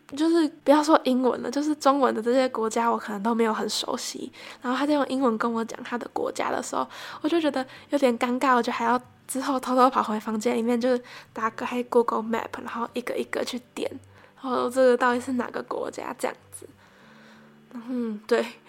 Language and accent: Chinese; northern Taiwan, Taiwan; 我是一个从小在北部长大的小孩